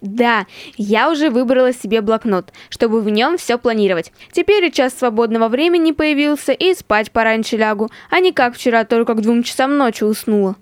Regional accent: Tyumen, Tyumen Oblast, Russia; я из Тюмени

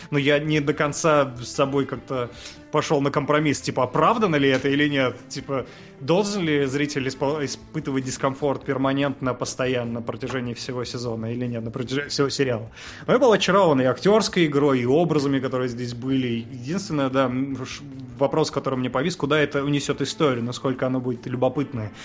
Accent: Kazakhstan; я хоть родился в Казах-, в Казахстане

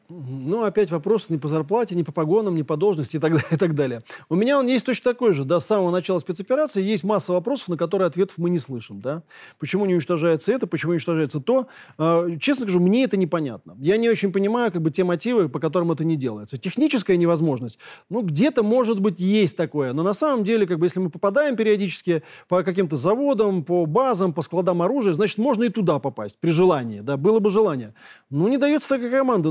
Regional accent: Moscow, Russia; Я коренной москвич

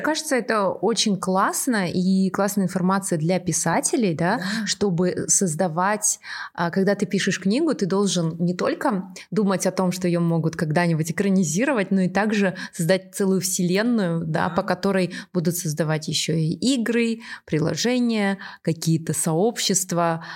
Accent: Aktobe, Aktobe Region, Kazakhstan; Я сама из Актобе, и я была школьницей

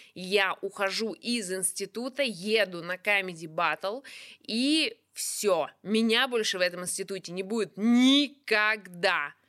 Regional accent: Kuzbass, Kemerovo Oblast, Russia; Я из Кузбасса

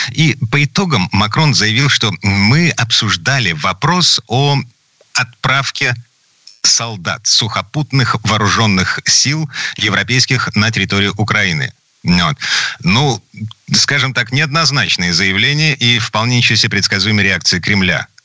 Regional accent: Saint Petersburg, Russia; из Петербурга

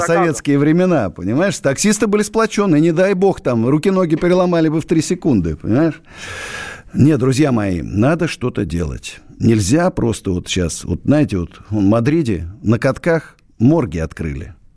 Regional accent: Russia; Я родился в России, буду жить в России, умру в России

